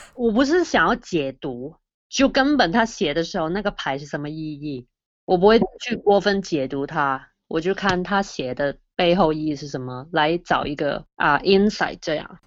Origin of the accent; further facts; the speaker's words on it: Hong Kong; 我来自香港，我现在在香港的一个电台里面工作